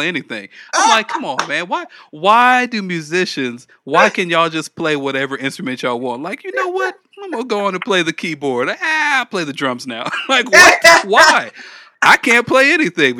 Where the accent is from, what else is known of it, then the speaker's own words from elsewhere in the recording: Los Angeles, California, United States; moved away as an adult; now in Dallas-Fort Worth, United States; I'm from California. I'm from like South Central